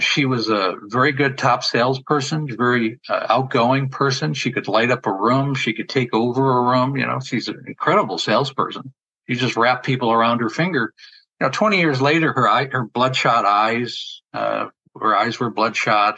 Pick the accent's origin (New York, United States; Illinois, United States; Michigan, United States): New York, United States; moved away; I'm originally from New York.